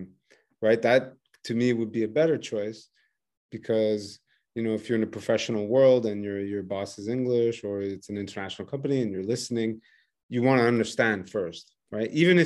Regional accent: Quebec, Canada; accent: Québécois French; English is a second language; They pretend like they don't understand my accent. And I'm like, no, man, that is not what is happening. They love Québécois people, the French. They love Québécois. Every time I say I'm from Canadian, they're like, wow, cool.

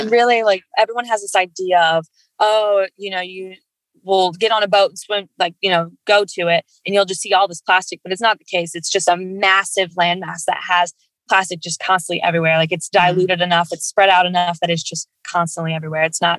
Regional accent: Midwest, United States; I grew up in the Midwest, no ocean around me.

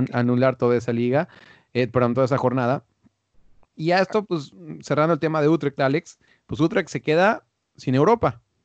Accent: Mexico; en México, en mi país

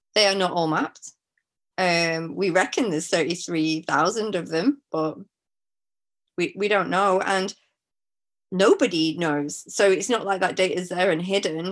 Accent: Manchester, North West England, United Kingdom; moved away; also born or lived in Madagascar; I'm from Manchester, which is, you know, not on the sea

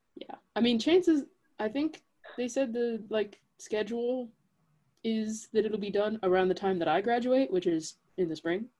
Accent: Kansas City, United States; moved away as an adult; now in Manhattan, Kansas, United States; That's where I grew up

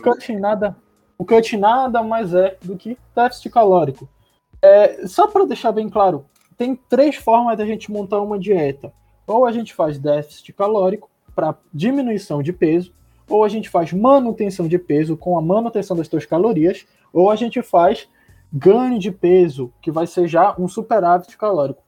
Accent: Belém, Pará, Brazil; A gente é daqui de Belém do Pará

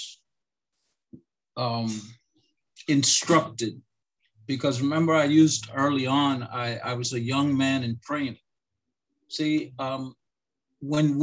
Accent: Lancaster, Pennsylvania, United States; also born or lived in Puerto Rico; I was born originally in Lancaster, Pennsylvania, and I grew up in between Lancaster and Puerto Rico.

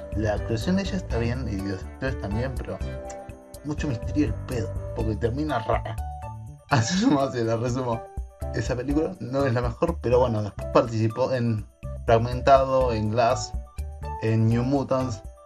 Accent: Argentina; Como todo argentino

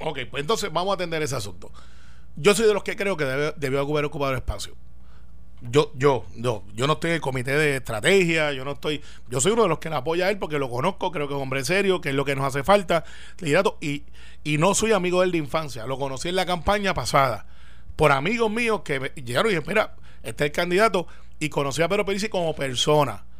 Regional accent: Guaynabo, Puerto Rico; yo soy de Santa Rosa

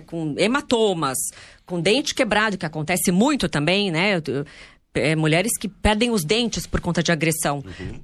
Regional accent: Santos, São Paulo, Brazil; a gente é de Santos

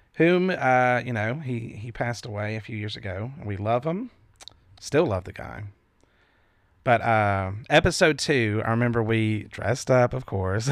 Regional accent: the Bible Belt, United States; we grew up in the Bible Belt.

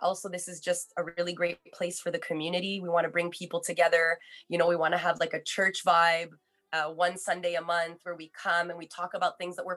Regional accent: Laval, Quebec, Canada; also born or lived in Montreal; I'm born and raised in Montreal. Well, actually, I grew up in Laval.

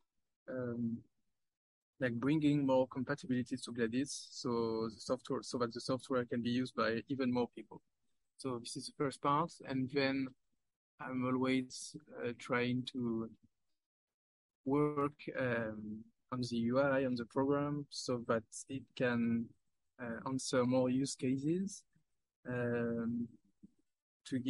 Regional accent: France; I'm from France

